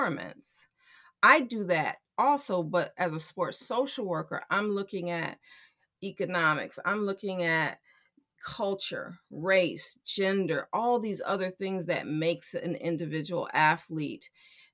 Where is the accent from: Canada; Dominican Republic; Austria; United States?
United States; Chicago, Illinois; I'm born and raised in Chicago